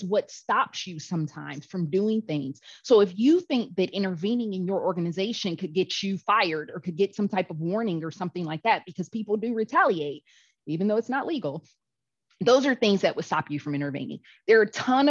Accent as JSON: {"language": "English", "town": "Cleveland", "region": "Ohio", "country": "United States", "said": "me from Cleveland, Ohio, but my family is from"}